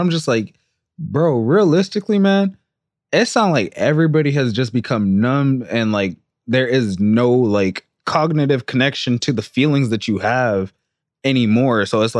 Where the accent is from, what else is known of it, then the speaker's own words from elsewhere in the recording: San Jose, California, United States; I grew up in San Jose, East San Jose to be exact.